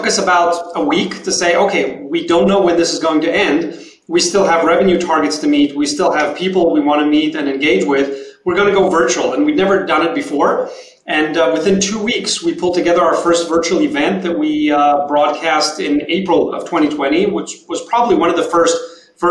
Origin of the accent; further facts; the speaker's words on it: Tel Aviv, Tel Aviv District, Israel; moved away as an adult; now in San Francisco, United States; We're all originally from Tel Aviv, Israel. We moved here 3 years ago